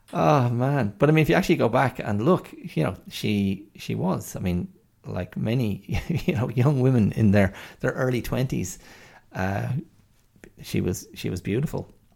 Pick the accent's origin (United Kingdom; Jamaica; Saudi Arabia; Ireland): Ireland; we Irish people. I mean, in Ireland, you know, we, we consumed a huge amount of American content